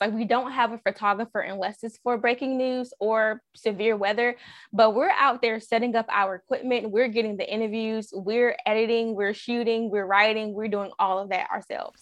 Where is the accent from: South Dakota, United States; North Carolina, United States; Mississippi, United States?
North Carolina, United States; Raleigh; I'm from Raleigh.